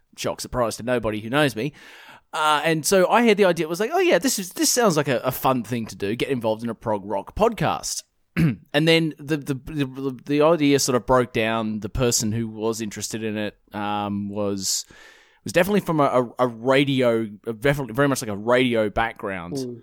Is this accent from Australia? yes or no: yes; Perth, Western Australia, Australia; born and raised in, uh, in Perth, Western Australia